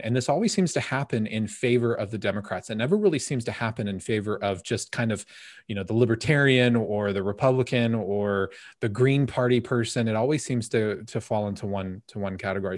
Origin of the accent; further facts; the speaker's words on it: United States; As an American